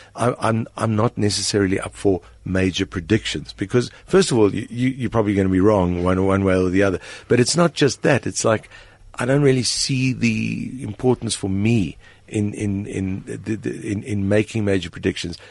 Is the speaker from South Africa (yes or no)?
yes; South Africa; my primary identity is as a South African.